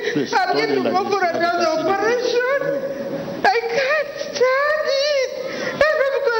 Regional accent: Uganda; from Uganda.

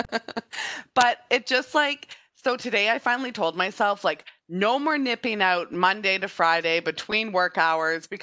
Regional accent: Guelph, Ontario, Canada; also born or lived in Toronto; We're both originally from Guelph. I was in Toronto

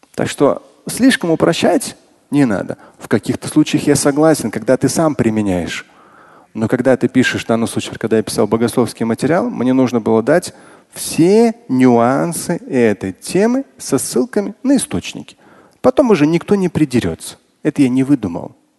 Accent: Russia; Как россиянин и как мусульманин

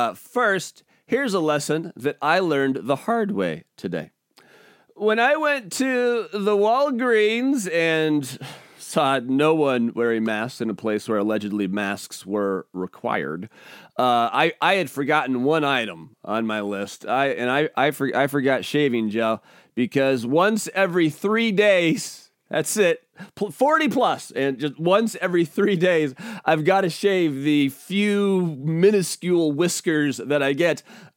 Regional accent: Washington, United States; also born or lived in Portland, Oregon; was growing up, we moved around a lot in the Pacific Northwest. And when I was in the sixth grade, I moved from Spokangeles, Washington, down to Portland, Oregon, in the middle of the school year.

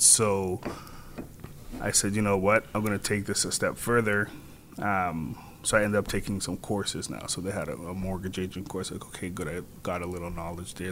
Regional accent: Toronto, Ontario, Canada; I'm from Scarborough

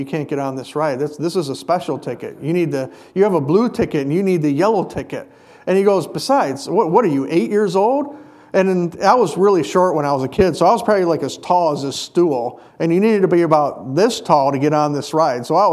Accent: Hayward, Wisconsin, United States; when I was a kid, growing up in Hayward, we had something called the Muskie Festival

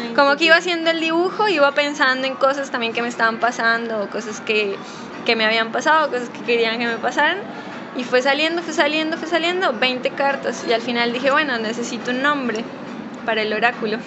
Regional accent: Pasto, Nariño, Colombia; moved away as an adult; also born or lived in Cali / Bogotá; now in Buenos Aires, Argentina; yo soy colombiana, nací en Pasto, y en Cali, Bogotá, y ahora vivo en Buenos Aires

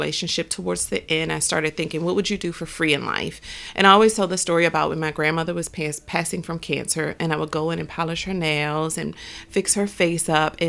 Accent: Baltimore, Maryland, United States; also born or lived in New Jersey; I was in New Jersey. I'm from Baltimore. I was in New Jersey in this relationship about 7 years.

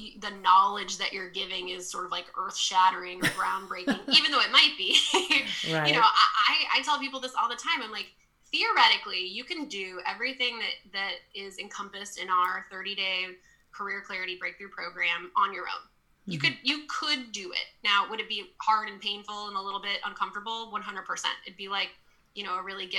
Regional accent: Texas, United States; I grew up in Texas

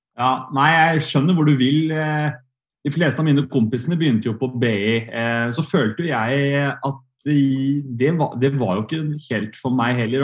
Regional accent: Sandefjord, Vestfold, Norway; moved away as an adult; also born or lived in Volda; jeg kommer fra Sandefjord

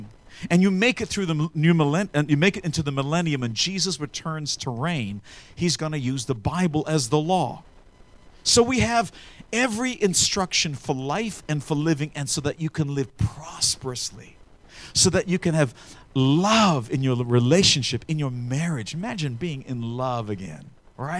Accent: Australia; when I grew up in Australia, some stranger would roll up in a bus, and my aunties back in the day raised us up because my parents were missionaries

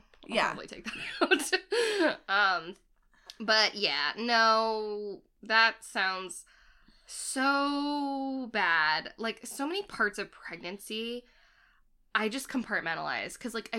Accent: Boston, Massachusetts, United States; growing up in Boston

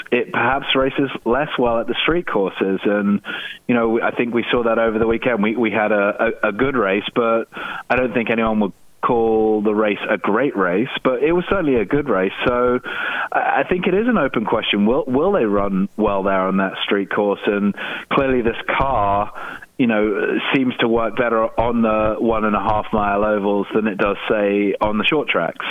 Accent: United Kingdom; I'm British

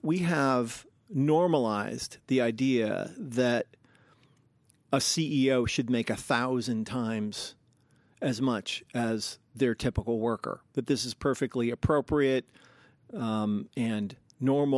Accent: Seattle, Washington, United States; also born or lived in New York City; I was born in New York City, and they were like poor hipsters in the day. And then we moved back from New York to Seattle, where my dad had grown up

